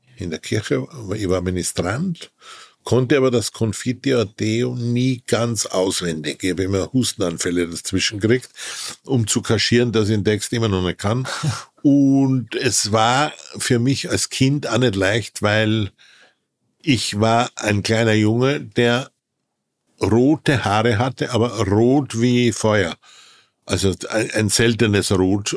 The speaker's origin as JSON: {"language": "German", "town": "Wilhelmsburg", "region": "Lower Austria", "country": "Austria", "tie": "born or raised there", "said": "Ich bin geboren in einem kleinen Industriedorf in Österreich, das Wilhelmsburg hieß da bin ich geboren."}